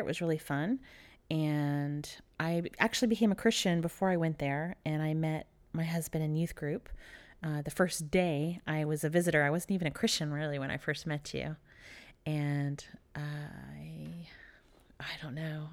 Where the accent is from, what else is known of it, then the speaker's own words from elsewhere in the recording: Dallas, Texas, United States; also born or lived in Philadelphia; I was born outside of Philadelphia. And I moved to Texas when I was three years old in Dallas